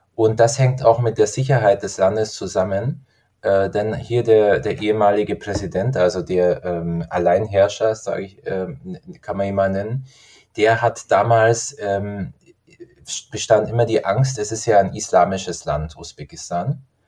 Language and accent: German; Garmisch-Partenkirchen, Bavaria, Germany; also ich komme aus Garmisch-Partenkirchen